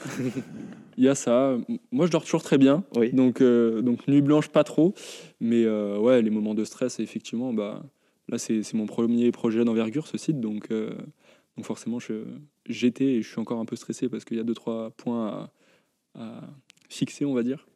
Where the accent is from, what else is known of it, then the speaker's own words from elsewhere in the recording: Lyon, Auvergne-Rhône-Alpes, France; en tant que lyonnais